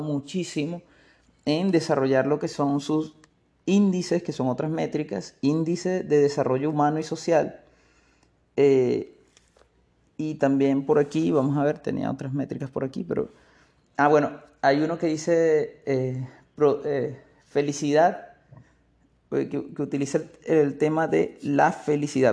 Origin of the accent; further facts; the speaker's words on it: Maracaibo, Zulia, Venezuela; Maracaibo, en el Zulia, un estado de Venezuela en donde tenemos una manera de hablar muy particular.